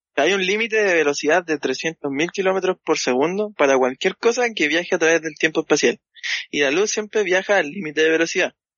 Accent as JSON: {"language": "Spanish", "town": "Santiago", "region": "Santiago Metropolitan Region", "country": "Chile", "said": "yo, soy de Santiago, pues y en el departamento en el que vivo"}